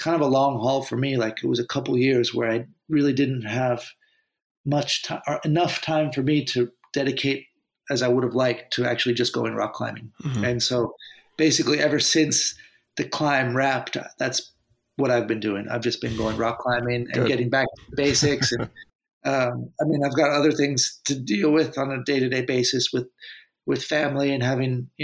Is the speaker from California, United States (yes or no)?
yes; Santa Cruz, California, United States; my hometown in Santa Cruz